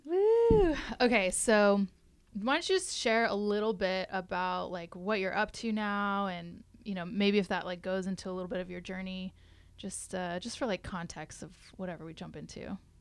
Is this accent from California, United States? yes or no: yes; Morro Bay, California, United States; I was raised in Morro Bay, so I grew up just south of it